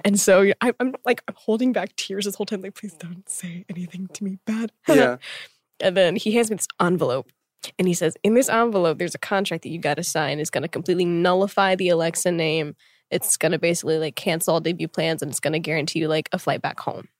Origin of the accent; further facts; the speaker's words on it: Tulsa, Oklahoma, United States; moved away as an adult; now in Seoul, South Korea; being born and raised there for 21 years